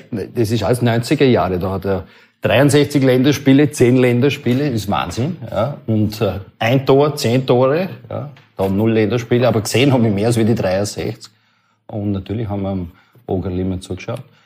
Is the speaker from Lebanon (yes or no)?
no; London, United Kingdom; Ich bin in London geboren